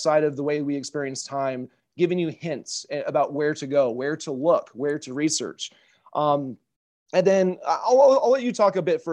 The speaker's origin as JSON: {"language": "English", "town": "Spokane", "region": "Washington", "country": "United States", "tie": "born or raised there", "said": "I was born in 1978 in Spokane."}